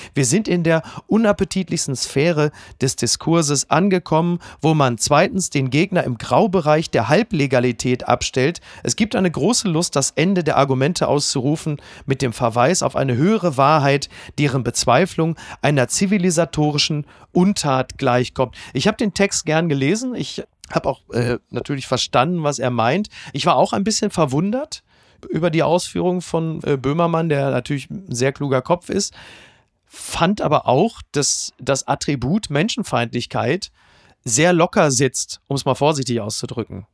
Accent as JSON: {"language": "German", "area": "Ruhr area", "region": "North Rhine-Westphalia", "country": "Germany", "said": "ich komme ja aus dem Ruhrgebiet und zwar aus dem tiefsten Ruhrgebiet."}